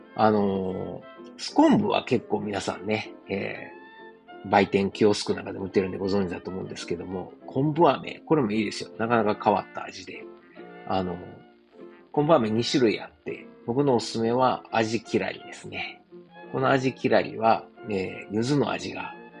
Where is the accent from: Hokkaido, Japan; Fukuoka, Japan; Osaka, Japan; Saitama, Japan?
Osaka, Japan; moved away as an adult; now in Germany; 自分の実家であるですね、駒川あずま屋、はい、親父とおかんがやってる、えー、大阪駒川いうところでね